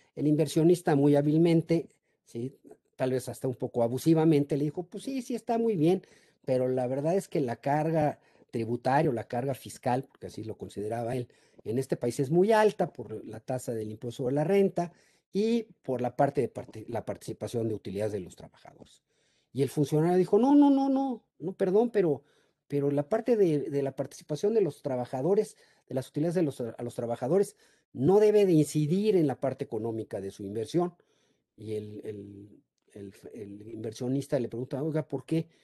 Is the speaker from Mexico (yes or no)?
yes; Mexico; los mexicanos somos muy ingeniosos